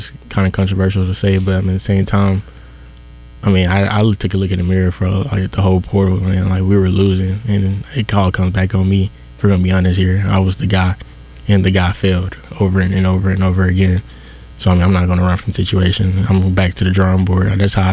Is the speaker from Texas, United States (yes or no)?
no; Bryant, Arkansas, United States; I'm from Bryan, Arkansas